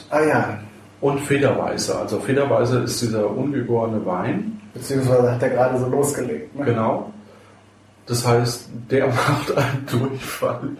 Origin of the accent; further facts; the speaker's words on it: Bavaria, Germany; also ich komme ja ursprünglich aus dem Fränkischen mhm. äh, bei Würzburg und äh, da ist ja in jedem Brot Kümmel drin.